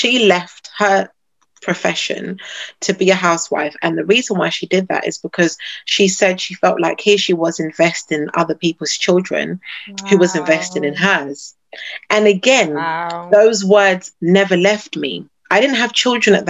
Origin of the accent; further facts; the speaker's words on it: United Kingdom; I am a British-born Ghanaian